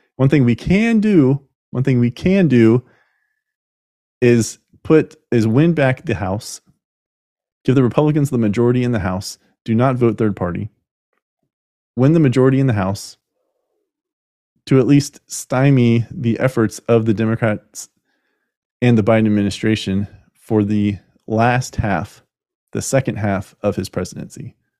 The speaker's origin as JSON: {"language": "English", "country": "United States", "said": "We are continuing as the American people"}